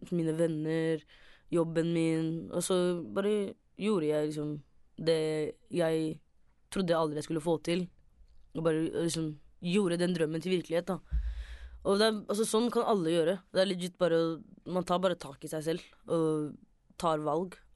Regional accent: Somalia; Bare det at man er, de er født i Norge, men jeg er somalier.

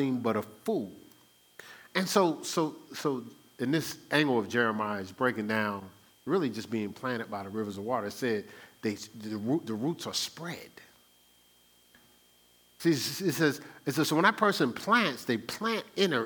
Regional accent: New Jersey, United States; I'm from New Jersey, the Garden State

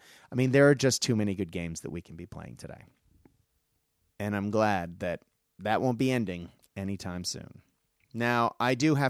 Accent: Japan; when I grew up in Japan, Gundam was everything, you know, everywhere, and there isn't a Gundam game.

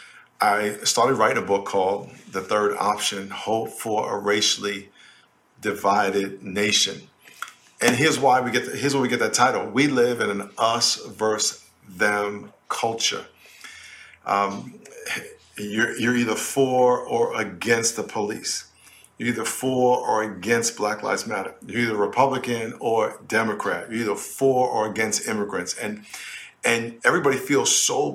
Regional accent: New York, United States; I grew up in New York in a neighborhood called Lakeview, which was mostly black.

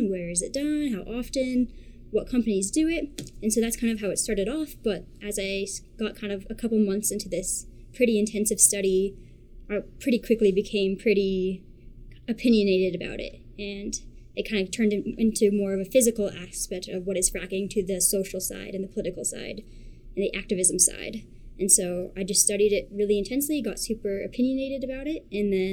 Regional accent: Australia; born there; Um, I was born in Australia, and half my family is Australian

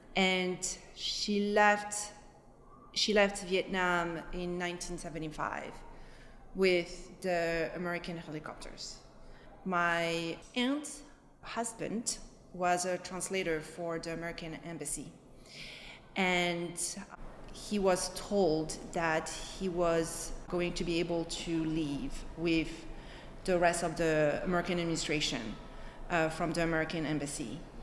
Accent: Alfortville, Île-de-France, France; moved away; I was born and raised in France, in a little city by Paris, in a suburb of Paris.

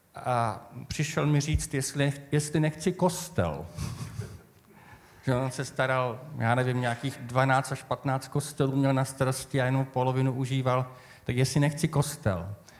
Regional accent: Moravian Wallachia, Zlín Region, Czechia; moved away; já pocházím z tradiční oblasti z Valašska

